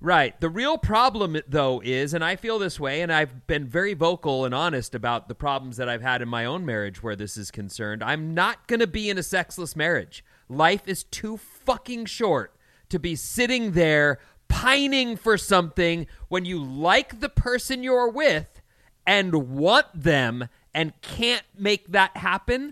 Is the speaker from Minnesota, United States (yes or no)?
no; California, United States; I'm Californian